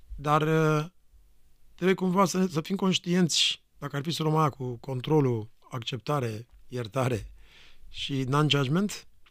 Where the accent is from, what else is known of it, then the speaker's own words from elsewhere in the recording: Romania; moved away; Eu venim din România